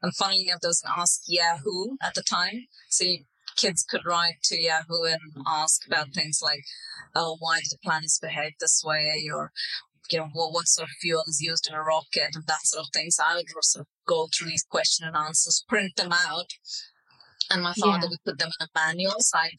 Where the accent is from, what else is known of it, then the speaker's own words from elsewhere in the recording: India; also born or lived in Middle East; culturally, you know, I'm an Indian person, but I grew up in the Middle East in a quite a different culture.